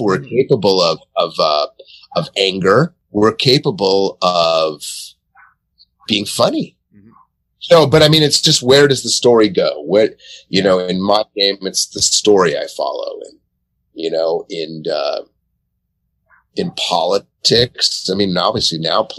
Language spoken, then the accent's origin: English; Santa Monica, California, United States; I grew up in Santa Monica, California